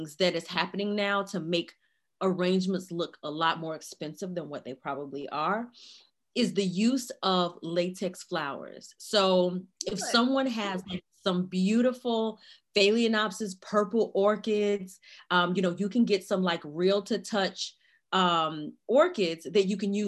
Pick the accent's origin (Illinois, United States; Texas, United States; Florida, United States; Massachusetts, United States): Illinois, United States; Chicago; now in Raleigh, United States; I'm originally from Chicago, Illinois, but currently I live in Raleigh, North Carolina